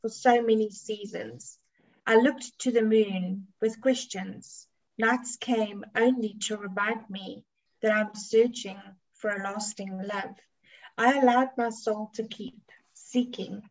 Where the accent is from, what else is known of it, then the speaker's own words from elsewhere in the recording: South Africa; I'm from South Africa